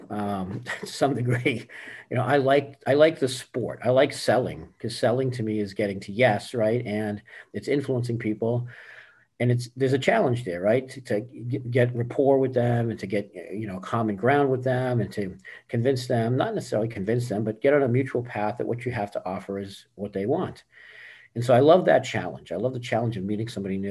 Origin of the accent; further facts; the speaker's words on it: Boston, Massachusetts, United States; also born or lived in California; now in Tampa, United States; Born and raised in Boston and lived in California for about 15 years